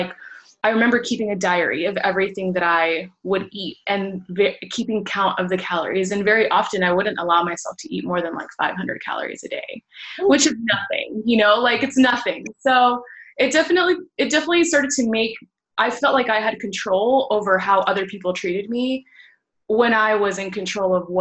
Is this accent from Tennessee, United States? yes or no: no; Washington, District of Columbia, United States; moved away as an adult; now in Houston, United States; I actually have been in the Houston area for about 8 or 9 years now. I'm originally from Washington, D.C.